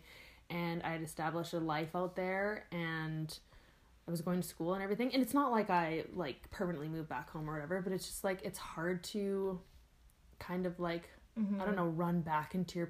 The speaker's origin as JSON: {"language": "English", "town": "Campbell River", "region": "British Columbia", "country": "Canada", "tie": "born or raised there", "moved": "yes", "lives_now": "Edmonton, Canada", "said": "going back to Campbell River, it'll always be my hometown"}